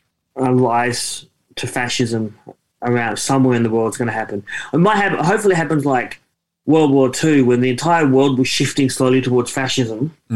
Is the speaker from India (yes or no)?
no; Perth, Western Australia, Australia; I grew up in Perth